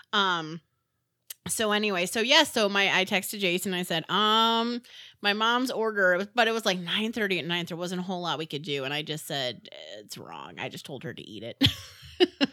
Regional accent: Midwest, United States; I'm from the Midwest

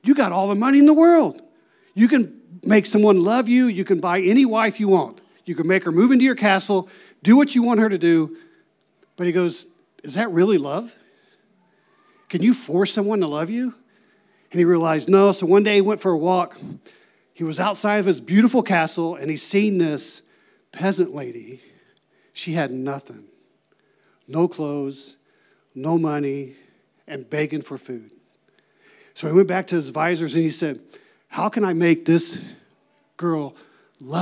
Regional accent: Ohio, United States; moved away as an adult; also born or lived in New Mexico; I'm originally from Ohio

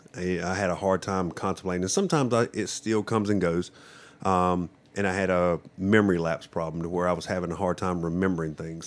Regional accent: Johnston County, North Carolina, United States; also born or lived in Japan; I grew up in Johnston County my whole life

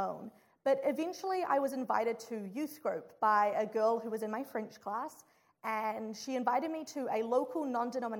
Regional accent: New Zealand; moved away as an adult; now in Chicago, United States; I'm from New Zealand

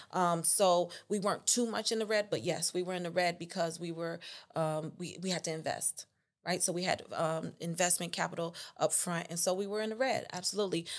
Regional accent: Chicago, Illinois, United States; moved away as an adult; also born or lived in Tuscaloosa, Alabama; originally I was born on the north side of Chicago, raised on the north side of Chicago, um, Lakeview, Uptown area.

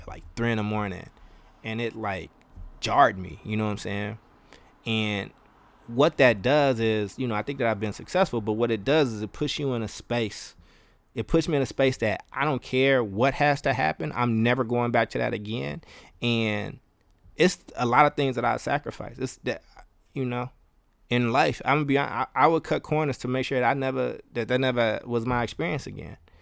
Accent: Kentucky, United States; also born or lived in Chicago, Illinois; now in Oakland, United States; I lived a long time in, in Kentucky

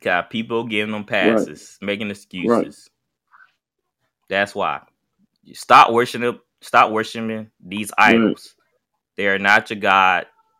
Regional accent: Jackson, Mississippi, United States; Jackson used to be a beautiful place. I grew up in Jackson.

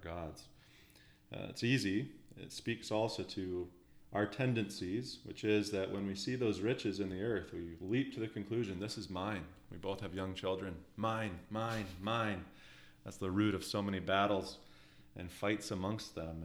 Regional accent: Alberta, Canada; now in Ontario, Canada; I'm from Western Canada, in the beautiful uh, province of Alberta.

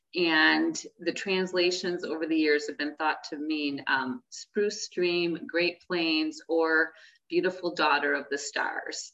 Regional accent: Great Lakes, United States; I grew up in the Great Lakes region, as did my natural father and my mom

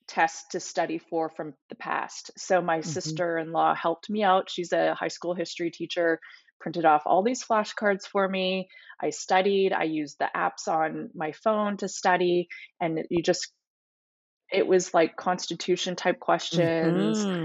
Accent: Canada; also born or lived in California; now in United States; I am Canadian, but I just got my citizenship in March, so I am now dual citizen.

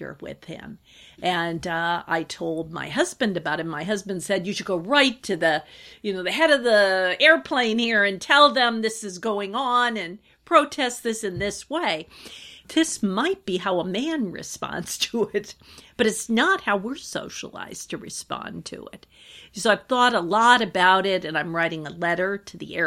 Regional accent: northern Wisconsin, United States; I grew up in the Midwest, actually in northern Wisconsin

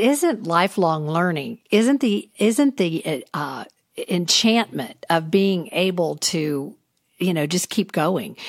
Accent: the South, United States; growing up in the South

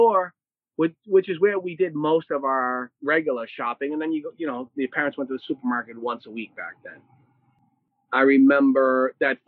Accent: Boston, Massachusetts, United States; I grew up in Dorchester, Massachusetts, which is part of Boston

